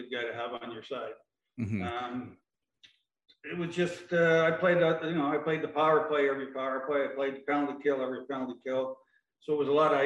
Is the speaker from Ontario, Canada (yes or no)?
yes; Toronto, Ontario, Canada; also born or lived in Keswick, Ontario; I started out in Scarborough. My parents had a place in Scarborough until I was 11